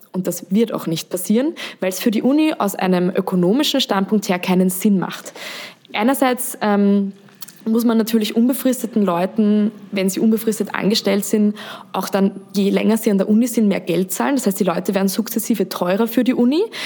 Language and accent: German; Austria; Wie man hört, bin ich aus Österreich.